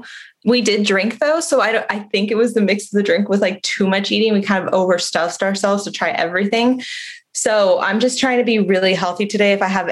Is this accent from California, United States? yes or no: yes; San Diego, California, United States; also born or lived in La Jolla / Coronado / Tijuana / Monterrey; No, I was born and raised in San Diego. I've been here all my life. I left like during college and I traveled for a few years, but I came back here. So I've always been here.